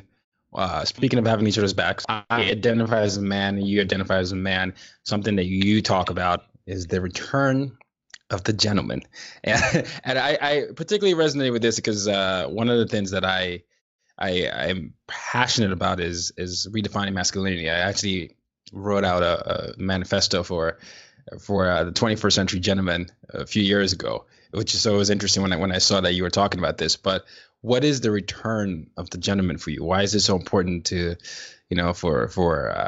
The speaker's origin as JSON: {"language": "English", "country": "Nigeria", "said": "me being Nigerian"}